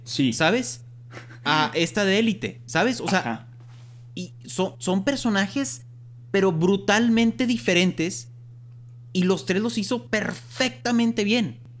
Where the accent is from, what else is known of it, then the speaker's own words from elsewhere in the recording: Monterrey, Nuevo León, Mexico; somos de Monterrey, aquí en Monterrey